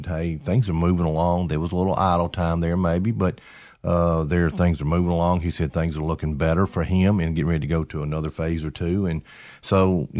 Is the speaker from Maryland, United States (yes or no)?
no; Greenville, Mississippi, United States; moved away; I grew up in Greenville, Mississippi, down the Delta